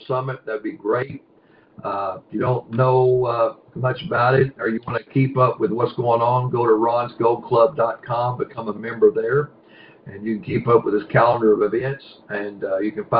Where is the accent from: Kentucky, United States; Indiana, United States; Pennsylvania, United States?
Kentucky, United States; I'm from Country Fried Kentucky